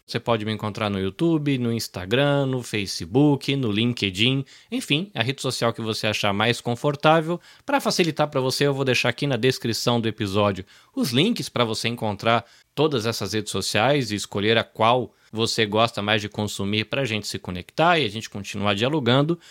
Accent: near Campinas, interior of São Paulo, Brazil; also born or lived in Salvador, Bahia; now in Japan; Eu morei, cresci no interior de São Paulo, inclusive pé de Campinas. Uhum. Eu sou nascido em Salvador, na Bahia, mas cresci de pé de Campinas

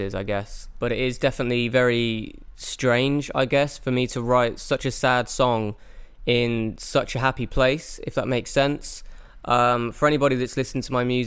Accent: Oxford, South East England, United Kingdom; now in Gold Coast, Australia; I am originally from Oxford in England, but I'm currently living in Australia on the Gold Coast in Queensland

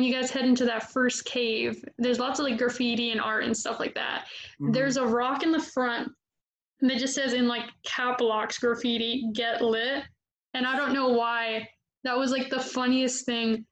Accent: Florida, United States; I'm a Floridian

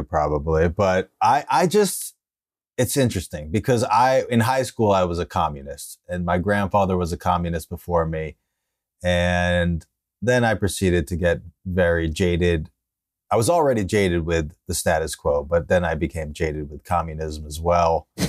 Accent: Westchester, New York, United States; also born or lived in Okayama, Japan; Yeah, I'm from Westchester, the suburbs of the city.

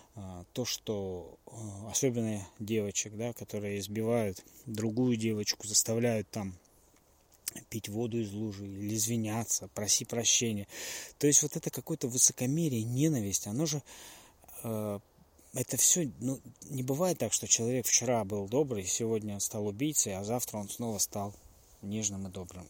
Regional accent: Russia; я родился и жил в России

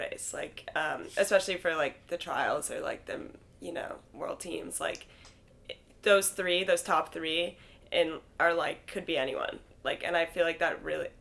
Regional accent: Santa Cruz, California, United States; moved away as an adult; also born or lived in Oregon / Arkansas; I'm from Santa Cruz, California

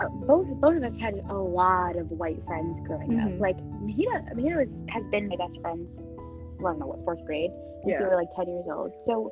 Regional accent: United States; we grew up here, like this is our home

